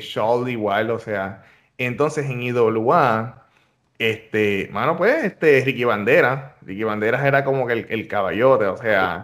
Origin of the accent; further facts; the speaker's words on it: Ponce, Puerto Rico; now in United States; barrio donde yo soy, de, la organización que yo soy allá en, Ponce, este, en Los Caobos